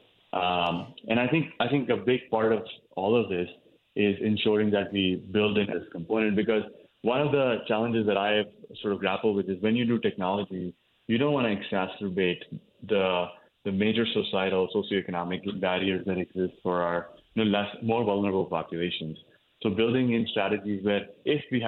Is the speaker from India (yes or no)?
yes; northern India, India; moved away as an adult; now in United States; I grew up in India. I grew up in the north part of the country, where I went to medical school as well.